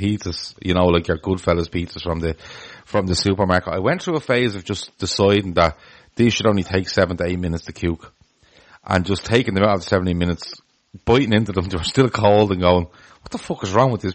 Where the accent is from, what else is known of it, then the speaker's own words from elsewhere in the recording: Ireland; as an Irish person